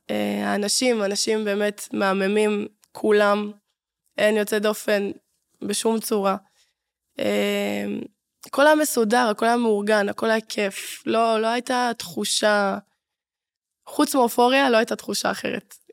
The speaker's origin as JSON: {"language": "Hebrew", "town": "Ashdod", "region": "Southern District", "country": "Israel", "said": "ואני בתור אשדודית"}